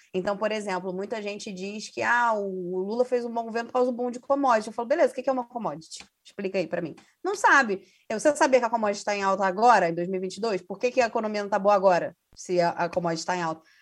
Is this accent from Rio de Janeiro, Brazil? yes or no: yes; Rio de Janeiro, Brazil; enquanto carioca